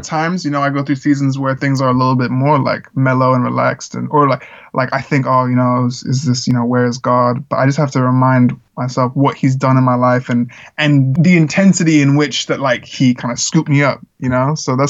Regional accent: Czechia; I grew up in the Czech Republic where there was a lot of like American missionaries, and my family and I weren't missionaries.

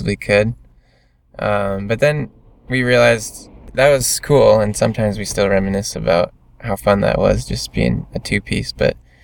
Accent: Michigan, United States; We're all from Michigan

